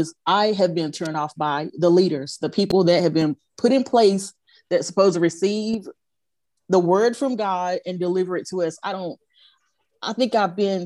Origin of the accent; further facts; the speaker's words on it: Goldsboro, North Carolina, United States; now in Greensboro, United States; I'm from North Carolina. I've lived here all my life